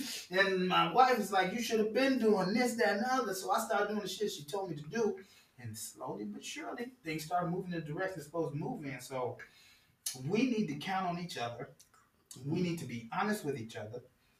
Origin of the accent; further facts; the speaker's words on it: Chicago, Illinois, United States; Like, I'm from the Midwest.